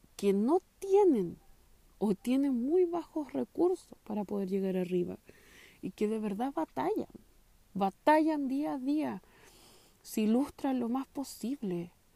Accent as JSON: {"language": "Spanish", "town": "San Miguel", "region": "Santiago Metropolitan Region", "country": "Chile", "tie": "born or raised there", "said": "estudié y nací en San Miguel yo"}